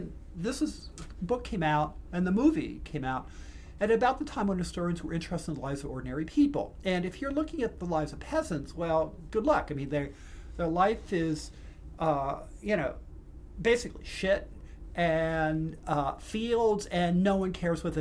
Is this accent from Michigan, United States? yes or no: no; Pennsylvania, United States; born or raised there